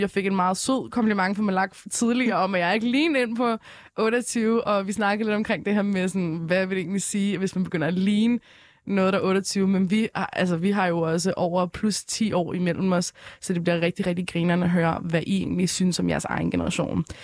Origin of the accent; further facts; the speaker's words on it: Frederiksberg, Capital Region of Denmark, Denmark; jeg er 16 og kommer fra Frederiksberg.